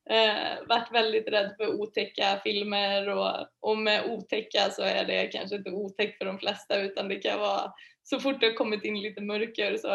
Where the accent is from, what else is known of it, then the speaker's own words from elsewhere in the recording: Vara, Västra Götaland, Sweden; now in Stockholm, Sweden; Eh, jag kommer från Vara i Västergötland, mm-hmm. jätteliten mm. ort. Eh, flyttade till Stockholm för typ 11 år sedan kanske.